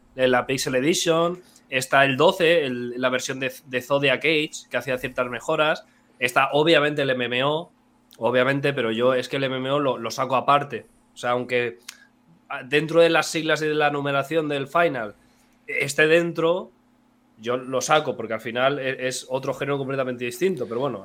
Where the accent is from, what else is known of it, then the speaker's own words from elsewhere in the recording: Elda, Valencian Community, Spain; dos de tres personas somos de Elda, donde se dice torta de migas.